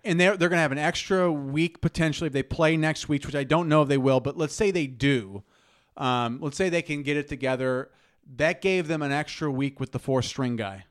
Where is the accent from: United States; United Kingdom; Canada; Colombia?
United States; Nebraska; as Nebraskans